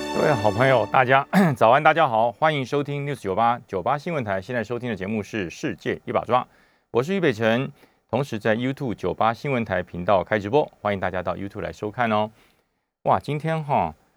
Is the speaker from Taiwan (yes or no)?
yes; Taiwan; 我们台湾人